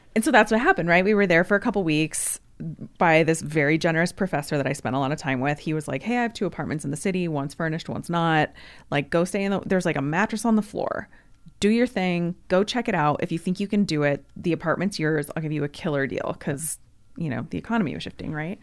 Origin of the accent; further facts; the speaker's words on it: Yakima, Washington, United States; Yakima is my hometown